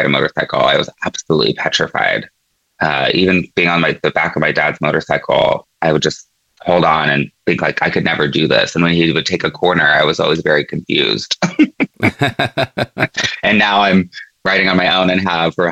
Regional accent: Oregon, United States; now in Seattle, United States; I grew up in Oregon

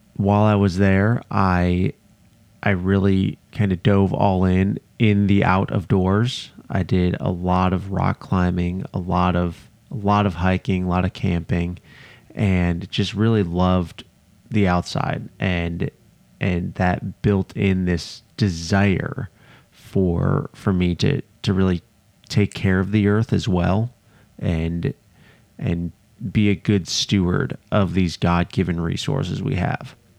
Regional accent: outside of Chicago, Illinois, United States; I grew up outside of Chicago, Illinois

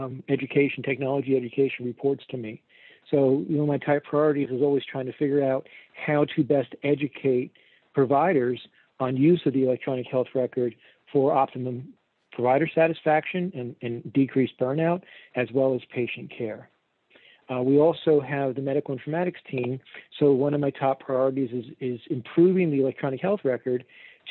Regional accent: New York, New Jersey, Northeast, United States; moved away as an adult; now in Fort Myers, United States; I was originally from the Northeast, New York, New Jersey

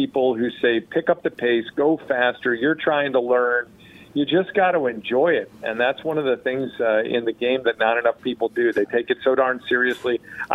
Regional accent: Western Springs, Illinois, United States; also born or lived in Chicago; now in Florida, United States; I am from the city of Chicago. I grew up in Western Springs

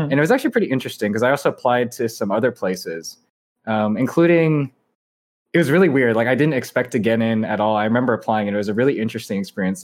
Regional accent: Irvine, California, United States; moved away as an adult; also born or lived in upstate New York; I grew up in Irvine, which is, like, you know, a city in Southern California.

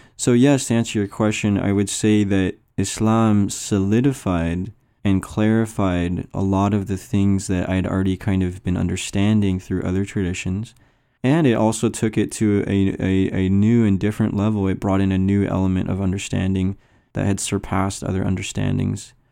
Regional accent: United States; I came from the American culture

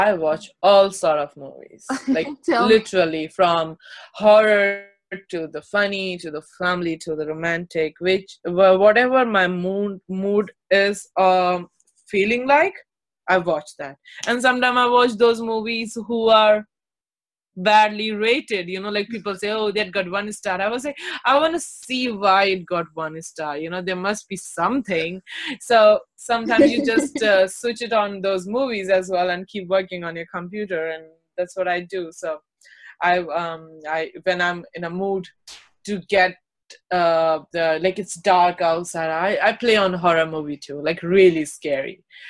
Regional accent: Delhi, India; also born or lived in Uttar Pradesh; but my born and brought up in Delhi and UP all together, so it's like a 50-50.

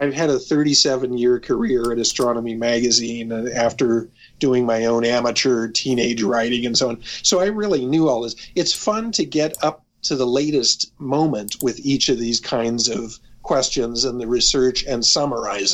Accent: Oxford, Ohio, United States; I grew up in Oxford.

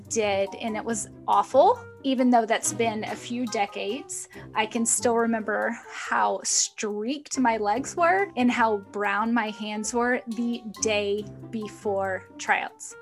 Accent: the South, United States; I grew up in the South, it's pretty cutthroat down there

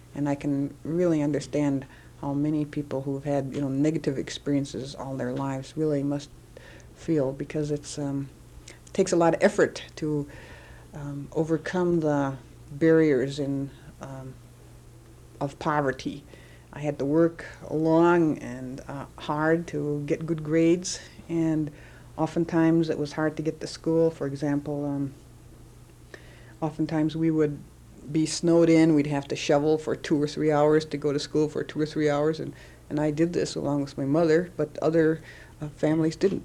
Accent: Menominee Indian Reservation, Wisconsin, United States; also born or lived in Milwaukee; I was born and uh, grew up on the Menominee Indian Reservation in Wisconsin

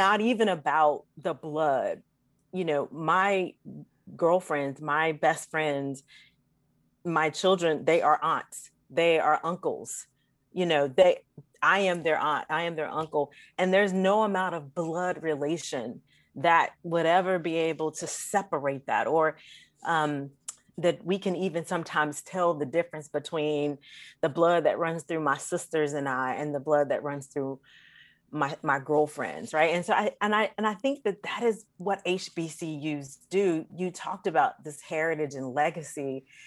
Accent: North Carolina, United States; growing up in North Carolina

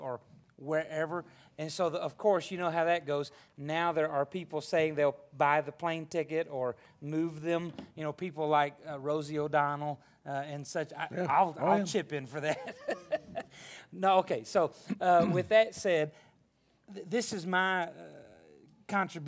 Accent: Arkansas, United States; moved away; I was raised in Arkansas

